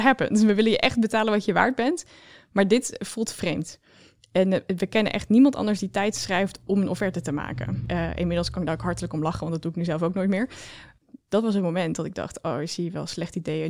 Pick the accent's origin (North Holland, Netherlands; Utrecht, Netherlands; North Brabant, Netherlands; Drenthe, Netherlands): North Brabant, Netherlands; Oosterhout; accent: Brabant; Ik kom uit Brabant, zoals je al kan horen, denk ik